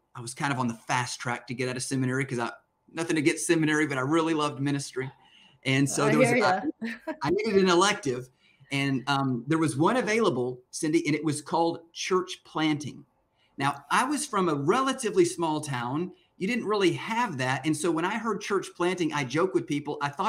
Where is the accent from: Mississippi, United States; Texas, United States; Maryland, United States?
Texas, United States; Lubbock; moved away; I am from Lubbock, Texas, born and raised in Lubbock, Texas.